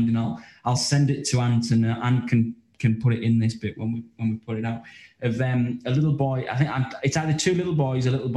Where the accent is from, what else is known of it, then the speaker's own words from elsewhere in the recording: County Durham, North East England, United Kingdom; I'm from County Durham